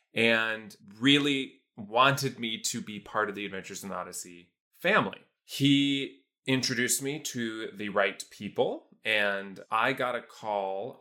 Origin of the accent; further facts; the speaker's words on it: Iowa, United States; I'm from Iowa in a small town